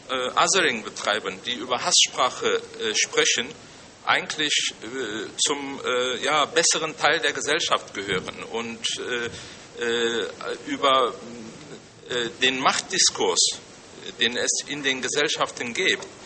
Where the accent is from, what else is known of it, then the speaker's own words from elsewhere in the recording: Germany; also born or lived in Turkey; ich jemand, der äh, ja quasi fast sein ganzes Leben lang in Deutschland gelebt hat, aber auch selbst in Deutschland sehr stark marginalisiert gewesen ist als Vertreter der muslimischen Community.